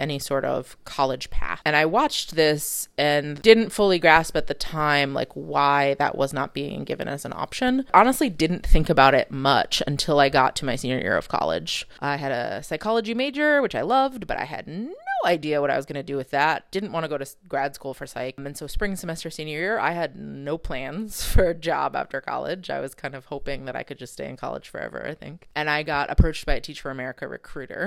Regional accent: New Haven, Connecticut, United States; also born or lived in China; The high school I attended was a public high school in New Haven, Connecticut. When I tell people I'm from Connecticut

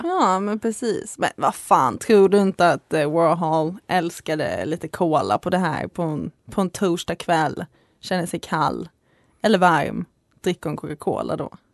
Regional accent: Skåne, Sweden; accent: Skåne dialect; now in Uppsala, Sweden; jag är från Skåne, så jag har en ljuvlig dialekt alltså.

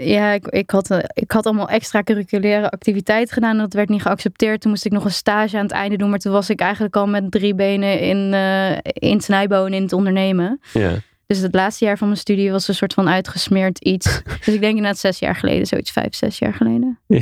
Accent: Apeldoorn, Gelderland, Netherlands; Ik ben inderdaad ehm, opgegroeid in Apeldoorn.

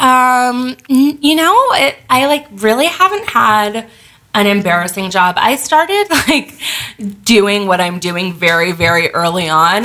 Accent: Los Angeles, California, United States; moved away as an adult; also born or lived in New York; I grew up

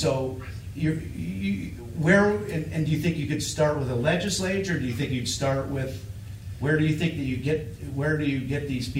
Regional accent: Wilton, Maine, United States; as a kid when I was growing up in Wilton, Farmington

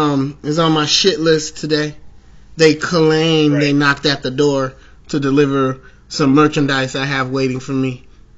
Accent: Chicago, Illinois, United States; I'm a Chicagoan to Chicagoan.

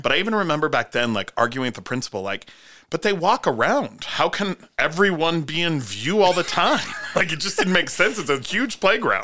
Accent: South Dakota, United States; I grew up in South Dakota

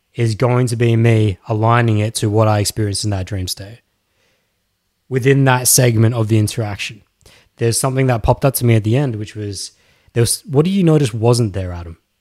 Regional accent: Australia; Yes, I am Australian

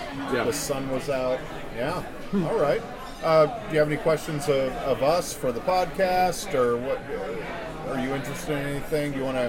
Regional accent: Davenport, Iowa, United States; moved away as an adult; also born or lived in Pierce County, Washington; now in Tacoma, United States; Originally, I come from Davenport, Iowa, the Midwest. I moved out here for the military.

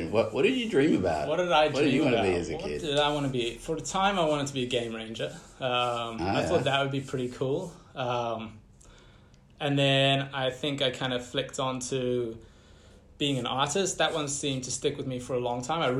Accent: Empangeni, KwaZulu-Natal, South Africa; born there; also born or lived in Central Africa; So I was born in Empangeni

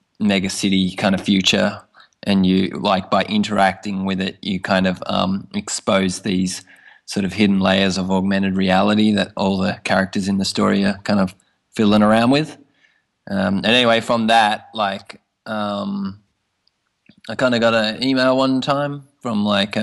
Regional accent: Tasmania, Australia; now in Tokyo, Japan; I'm from Tasmania originally

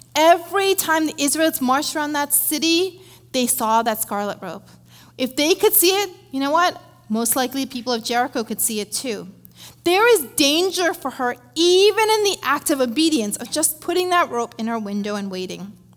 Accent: India; moved away; I grew up in India, uh, being raised by my dad and my grandparents

